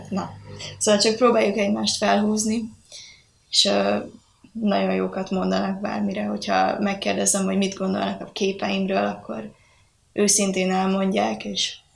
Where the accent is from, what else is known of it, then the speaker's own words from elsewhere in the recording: Győr, Győr-Moson-Sopron, Hungary; moved away; én is így Győrből jöttem